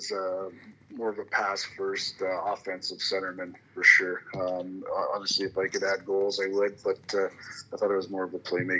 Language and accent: English; Calgary, Alberta, Canada; growing up in Southwest Calgary